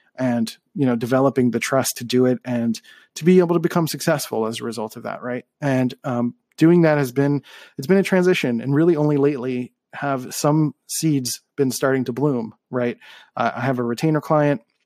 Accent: Philadelphia, Pennsylvania, United States; moved away as an adult; also born or lived in California; I grew up in Philly

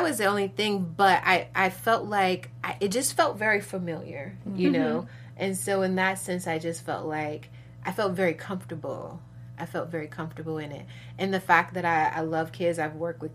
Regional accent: Chicago, Illinois, United States; I'm from Chicago, originally from the west side of Chicago

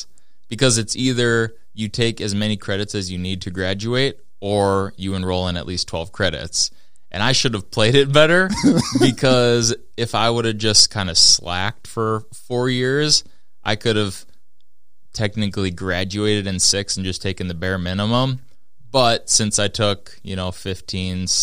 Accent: Minnesota, United States; also born or lived in Fargo, North Dakota; because I'm from Minnesota.

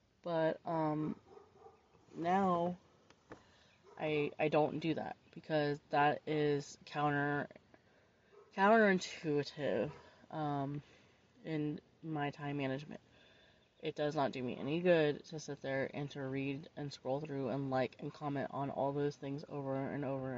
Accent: Florida, United States; my home state and town, basically in Florida

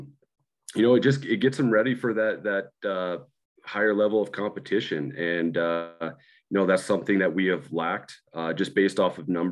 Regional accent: Great Falls, Montana, United States; I grew up in Great Falls, played for the Great Falls Stallions

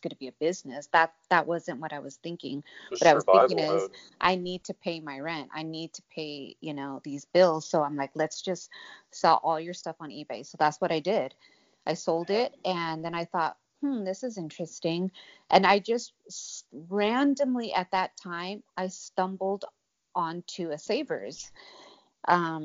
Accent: Santa Cruz County, California, United States; moved away as an adult; also born or lived in Arizona; I'm born and raised in California

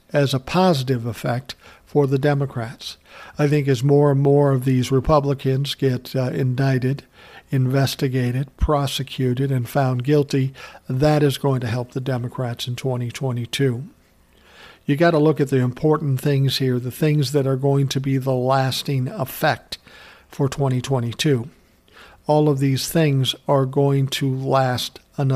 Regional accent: Minnesota, United States; he's from my home state. Fuck, his company's probably 10 miles from where I'm living.

